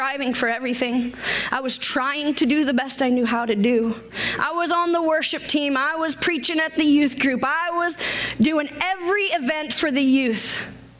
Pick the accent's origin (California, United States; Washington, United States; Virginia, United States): Washington, United States; moved away as an adult; I was from Washington State